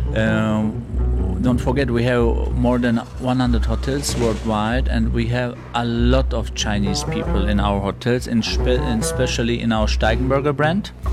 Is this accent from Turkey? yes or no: yes; Turkey; now in Germany; In original, I come from Turkey, but I live in Germany